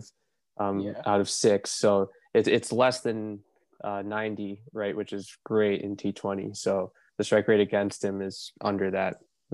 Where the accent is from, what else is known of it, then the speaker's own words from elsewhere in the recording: Mumbai, Maharashtra, India; Taking Mumbai, taking my hometown.